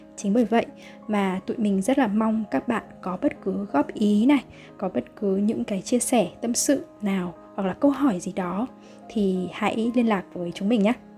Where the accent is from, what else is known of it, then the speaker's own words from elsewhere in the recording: Vietnam; đất nước Việt Nam của mình